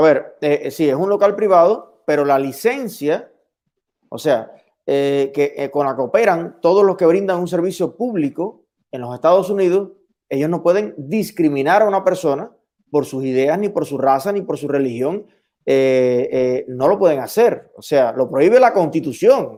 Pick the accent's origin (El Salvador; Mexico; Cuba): Cuba; now in United States; venimos de Cuba